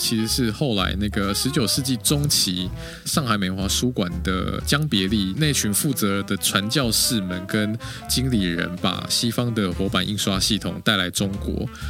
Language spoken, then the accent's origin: Chinese; Taiwan; 我们台湾人